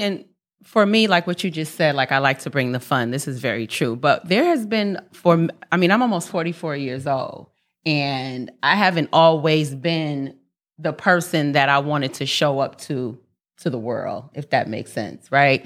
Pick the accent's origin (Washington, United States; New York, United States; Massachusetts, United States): New York, United States; New York City; moved away; also born or lived in California; I'm born and raised in Harlem, New York, 140th in Lenox